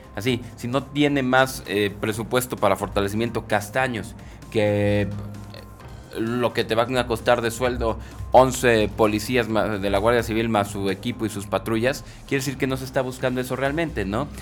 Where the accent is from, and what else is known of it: Mexico